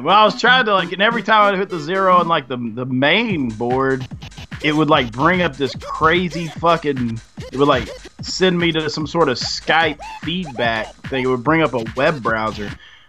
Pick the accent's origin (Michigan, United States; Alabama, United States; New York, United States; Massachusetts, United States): Alabama, United States; I'm from Alabama.